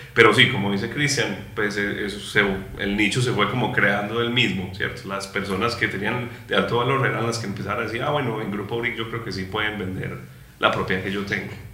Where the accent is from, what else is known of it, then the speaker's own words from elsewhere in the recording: Bello, Antioquia, Colombia; nosotros somos de Bello